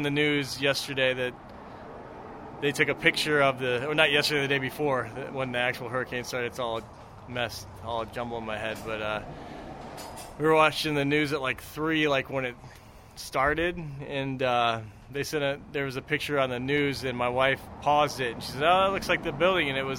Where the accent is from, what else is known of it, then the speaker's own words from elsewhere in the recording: Iowa, United States; now in Florida, United States; I'm from Iowa, so I think I'm going to move back to Iowa